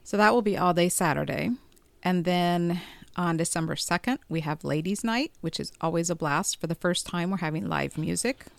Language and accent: English; Boise, Idaho, United States; moved away as an adult; also born or lived in Las Vegas, Nevada; now in Elizabethtown, United States; I'm originally from Boise, Idaho